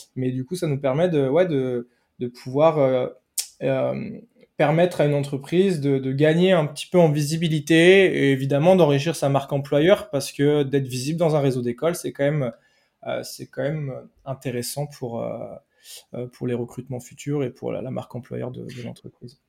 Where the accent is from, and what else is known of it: Brittany, France